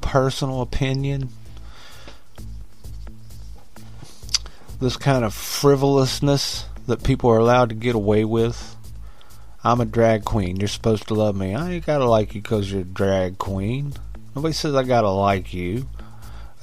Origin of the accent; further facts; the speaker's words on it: West Virginia, United States; I'm from West Virginia